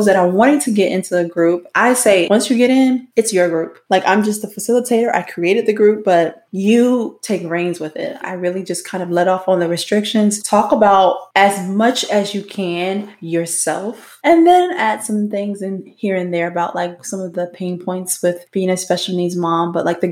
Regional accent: Florida, United States; I'm from Florida. I live in Sarasota

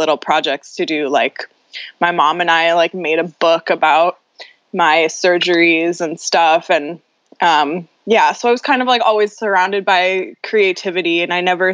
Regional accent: Los Angeles, California, United States; I grew up in Venice, California, which is in Southern California

